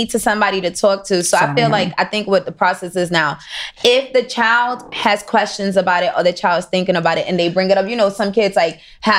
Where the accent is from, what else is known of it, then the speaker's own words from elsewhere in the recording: Miami, Florida, United States; I'm from Coconut Grove. So I live in Miami. I moved over there when I was 14.